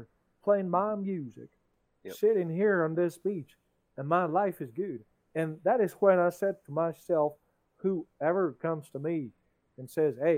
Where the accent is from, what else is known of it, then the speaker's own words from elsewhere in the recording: France; English is a second language; I'm the French guy here, and English is in my mother language